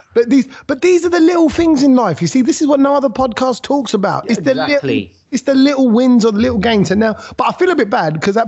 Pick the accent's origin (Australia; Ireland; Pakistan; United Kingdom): United Kingdom; I am British